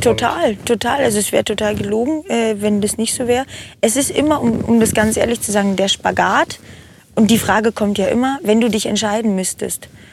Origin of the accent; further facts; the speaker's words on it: Brandenburg, Germany; moved away as an adult; now in Nuremberg, Germany; ich komme ursprünglich aus dem Norden, Grenze Berlin, Brandenburg, aber mhm. ich bin also Ur-Brandenburger